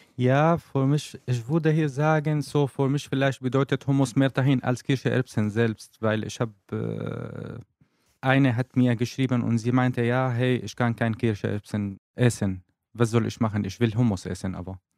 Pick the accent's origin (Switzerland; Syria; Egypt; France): Syria; German is a second language; moved away as an adult; now in Germany; was ich in Syrien, in meinem Heimat einfach hm, mhm. erlebt habe